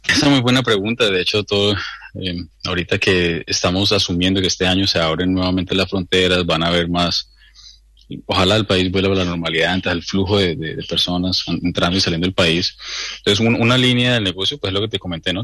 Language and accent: Spanish; Colombia; now in New Zealand; yo soy de Colombia